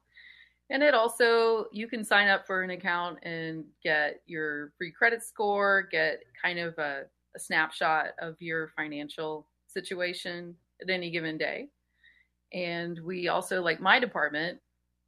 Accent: Denham Springs, Louisiana, United States; moved away as an adult; I'm from Baton Rouge, and it's suburb Denham Springs. I lived there until I was about 27 or so

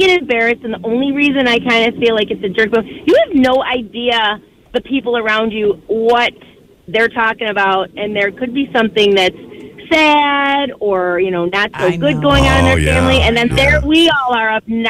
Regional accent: Irondequoit, New York, United States; I grew up in West Irondequoit, so I guess that's like the westest of the east side.

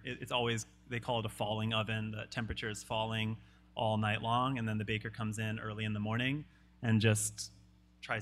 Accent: Louisiana, United States; moved away; we grew up in Louisiana

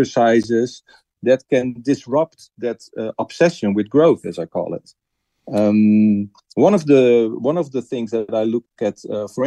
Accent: Netherlands; I'm from the Netherlands

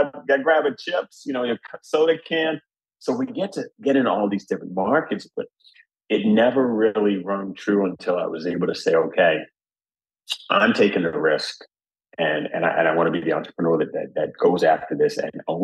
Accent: New Jersey, United States; I grew up in Jersey kid

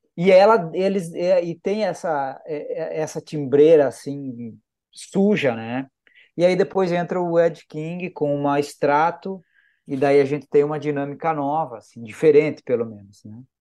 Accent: southern Brazil, Brazil; Nós três somos do Sul

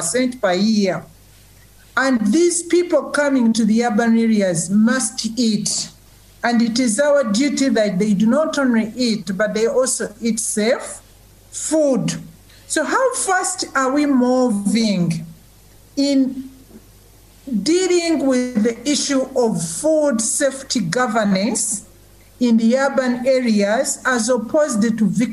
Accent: Uganda; I'm from Uganda, and I'm the executive director for a civil society organization called the Food Rights Alliance here in Uganda

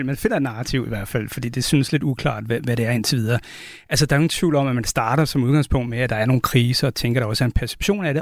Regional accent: Denmark; den velfærd, vi vil have som danskere

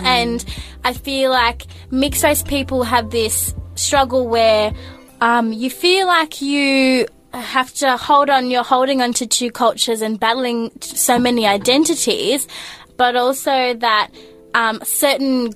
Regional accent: Gippsland, Victoria, Australia; now in Melbourne, Australia; I grew up in Gippsland, so in the countryside.

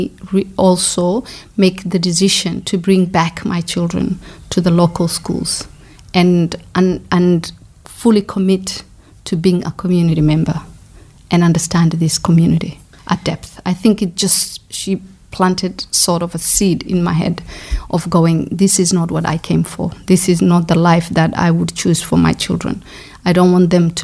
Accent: Coast, Kenya; moved away as an adult; also born or lived in Somalia / Brighton, Australia; now in Australia; I grew up in Kenya, so I'm Somali

